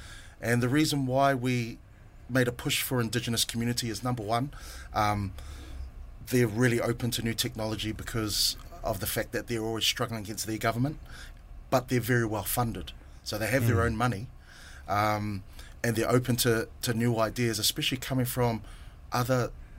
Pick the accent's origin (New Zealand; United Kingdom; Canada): New Zealand; Auckland; Born and raised in Auckland. Samoan parents from Vailoa and Manono.